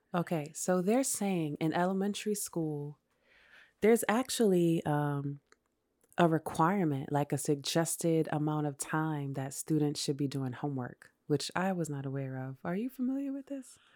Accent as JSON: {"language": "English", "town": "New York City", "region": "New York", "country": "United States", "tie": "born or raised there", "also_born_or_lived": "Brooklyn", "said": "I was born and raised in New York. I went to elementary middle school in Queens"}